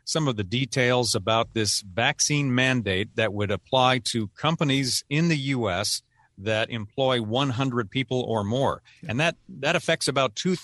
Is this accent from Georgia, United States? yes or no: no; Seattle, Washington, United States; moved away; my hometown, growing up hometown